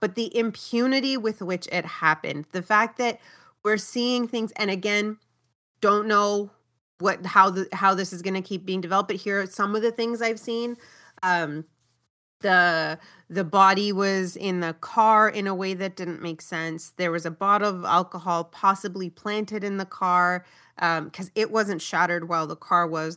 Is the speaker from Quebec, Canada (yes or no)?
no; Brampton, Ontario, Canada; growing up in Brampton